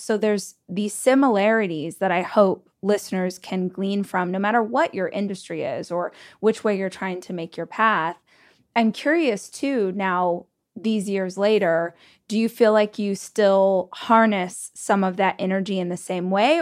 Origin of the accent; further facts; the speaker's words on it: Southern California, United States; now in Austin, United States; I'm actually from Southern California, but I live in Austin